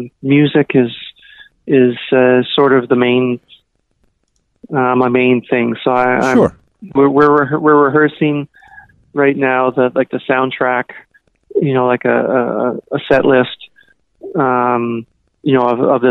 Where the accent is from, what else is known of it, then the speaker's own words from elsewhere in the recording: Toronto, Ontario, Canada; now in Vancouver, Canada; When I was growing up in Toronto, Vancouver, so you know, it's on the ocean